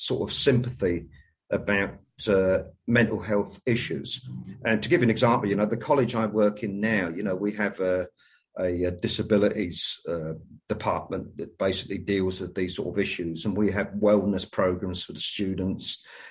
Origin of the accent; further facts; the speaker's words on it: London, United Kingdom; moved away as an adult; also born or lived in Illinois; now in United States; I've got Irish parents, and then I was born and brought up in England, and now I've lived basically half my life in America